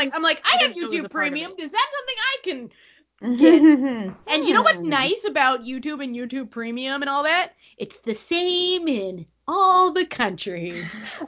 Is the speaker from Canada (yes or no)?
yes; Canada; as a Canadian